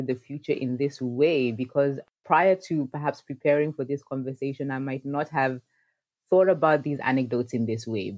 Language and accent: English; Nairobi, Kenya; I was born in Nairobi, Kenya